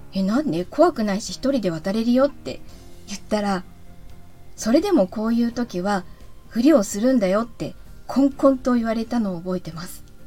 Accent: Chigasaki, Kanagawa, Japan; 子供の頃は茅ヶ崎に住んでいたんですけど

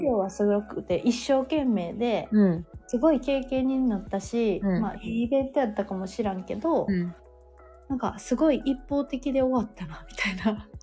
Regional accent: Sanda, Hyogo, Japan; 私の地元の三田市

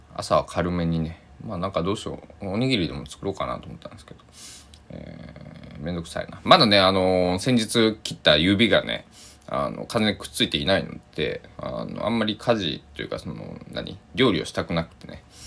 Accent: Kochi, Japan; 僕の地元にもすき家あるんですけどあのえー、僕はそんな二十歳とかそれぐらいまではなかったんでえー、吉野家とはすき家っていうものはとあの都会の食べ物まあ高知市内まで出ていかなくちゃ食べれない

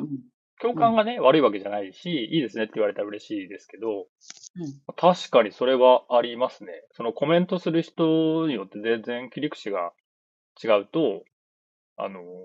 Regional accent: Nagoya, Aichi, Japan; 名古屋なんですけど

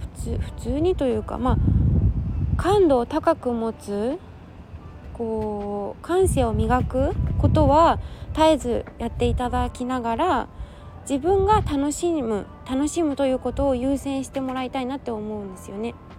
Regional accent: Yokohama, Kanagawa, Japan; 地元神奈川県横浜市はちょっと空気が冷たい

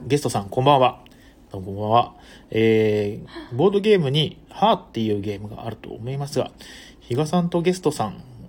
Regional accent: Imabari, Ehime, Japan; now in Tokyo, Japan; 出身地はですね、愛媛県ですね。愛媛県の今治市というね、あの、今治タオルで有名なところですね

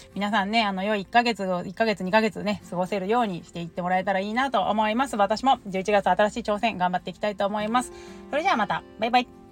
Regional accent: Kanto, Japan; now in Shimonoseki, Japan; 私、関東出身

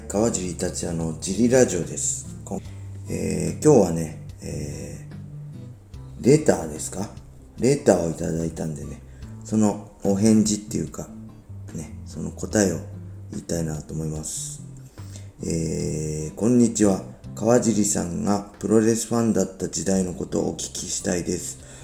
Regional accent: Tsuchiura, Ibaraki, Japan; 地元茨城のね、土浦市の

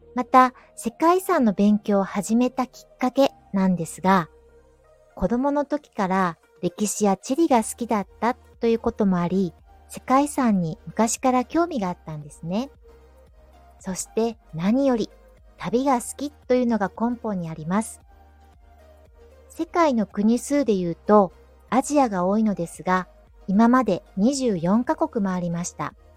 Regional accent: Kyoto, Japan; 京都市内に生まれ育ち、そして今も京都に住んでいる大の京都好きの京都人です。

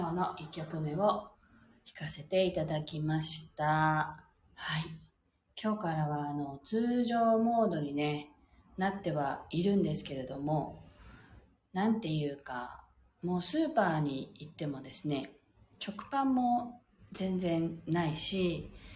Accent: Okinawa, Japan; 私たち沖縄で育った人間は

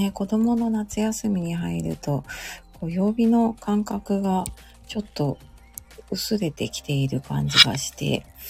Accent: Tokyo, Japan; also born or lived in Hokkaido; 東京にね、その時引っ越してきて

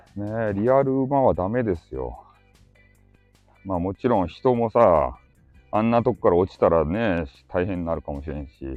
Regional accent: Hakata, Fukuoka, Japan; accent: Hakata dialect; 博多弁昔話クリエイターなんですよ

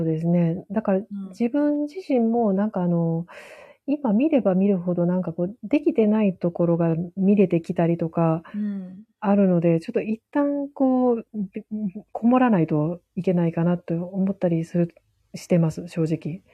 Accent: Nara, Japan; 私ら奈良の人

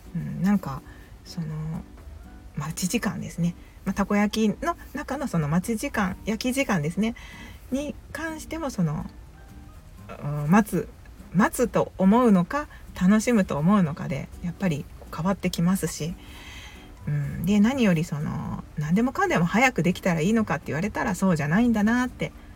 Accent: Kansai, Japan; 関西人なので

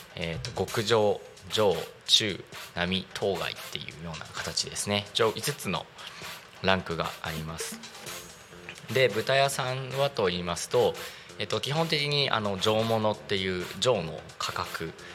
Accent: Narita, Chiba, Japan; 私の地元のですね成田市の、えーと、羽生地区っていうとこなんですけれども

